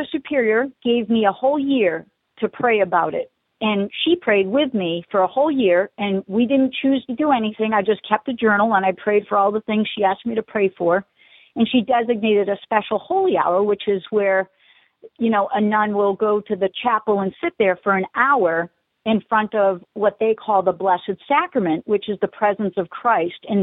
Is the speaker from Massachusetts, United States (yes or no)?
yes; Spencer, Massachusetts, United States; my hometown, which was Spencer, Massachusetts